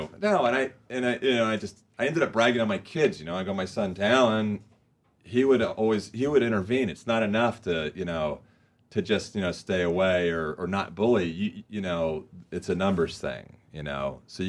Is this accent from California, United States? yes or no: yes; Huntington Beach, California, United States; In Huntington Beach.